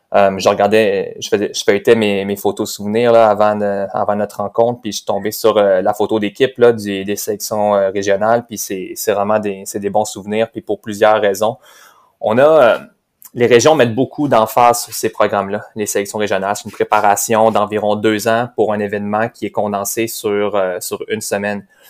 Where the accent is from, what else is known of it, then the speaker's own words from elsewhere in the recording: Cap-de-la-Madeleine, Quebec, Canada; je suis né à Cap-de-la-Madeleine. On est dans la même ville euh, natale